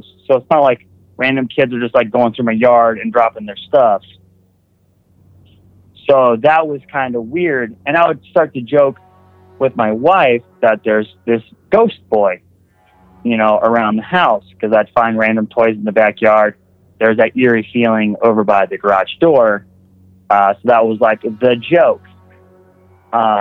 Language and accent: English; Wisconsin, United States; now in West Virginia, United States; I'm from Wisconsin